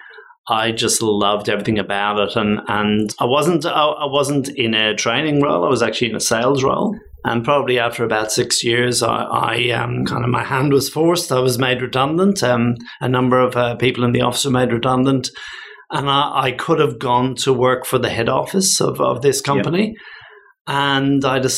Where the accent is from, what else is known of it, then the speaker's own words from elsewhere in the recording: Dublin, Leinster, Ireland; moved away as an adult; now in Australia; I'm originally from Dublin, Ireland. I came out to Australia 25 years ago, so I've just crossed that line where I've been 25 years in Ireland and 25 years in Australia